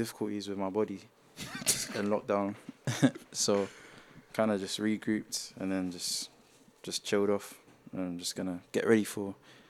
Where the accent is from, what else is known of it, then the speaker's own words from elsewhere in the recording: United Kingdom; and being a British athlete, like, knowing a lot of the people that were competing